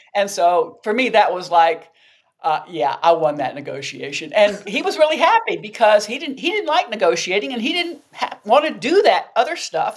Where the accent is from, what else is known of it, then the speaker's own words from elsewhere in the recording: the South, United States; I grew up in the South, and as a Southern woman